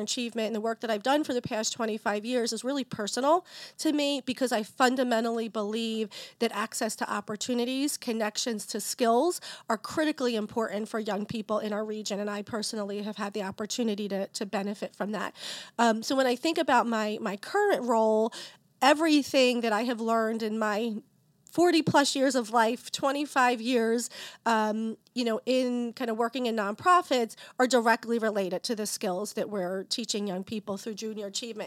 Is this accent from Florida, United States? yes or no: no; Philadelphia, Pennsylvania, United States; I'm a Philadelphian, first generation college student, teen parents